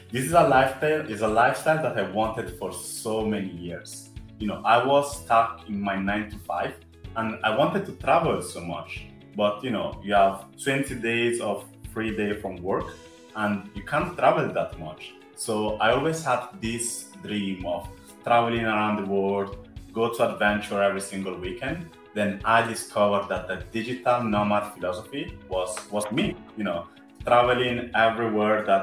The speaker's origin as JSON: {"language": "English", "country": "Italy", "accent": "Italian", "second_language": "English", "said": "I'm Afro Italian, as you might say from my accent"}